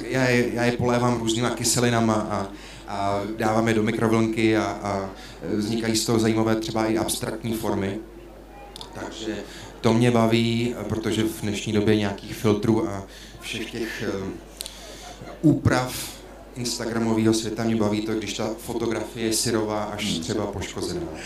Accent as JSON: {"language": "Czech", "town": "Uherský Brod", "region": "Zlín Region", "country": "Czechia", "moved": "yes", "said": "pocházím z Horského Brodu"}